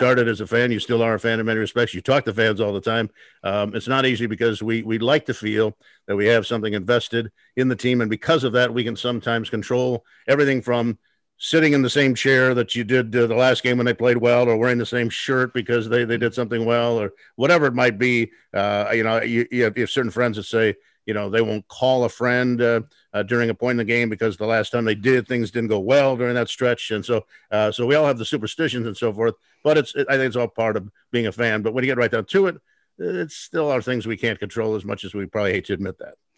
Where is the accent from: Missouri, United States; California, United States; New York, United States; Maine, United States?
California, United States; Los Angeles; moved away; also born or lived in Chicago / Portland; growing up in Los Angeles, as I did